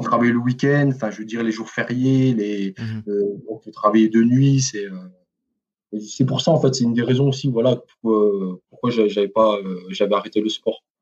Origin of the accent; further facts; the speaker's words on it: Quetigny, Bourgogne-Franche-Comté, France; moved away as an adult; also born or lived in Besançon; now in Mulhouse, France; je suis né à Dijon. J'ai grandi voilà à Dijon, enfin à Quétigny hein, plus précisément